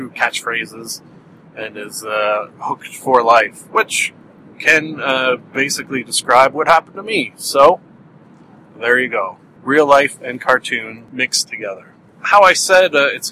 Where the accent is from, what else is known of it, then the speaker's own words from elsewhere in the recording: Canada; accent: Canadian; my Canadian accent